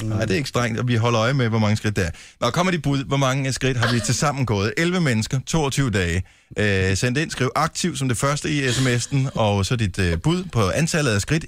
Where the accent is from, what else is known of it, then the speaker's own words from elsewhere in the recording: Bramming, Southern Denmark, Denmark; moved away; jeg er selv, øh, blandt andet opvokset i Bramming